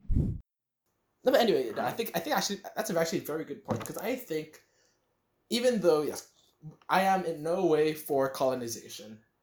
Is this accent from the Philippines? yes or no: yes; Philippines; I've spent most of my life in the Philippines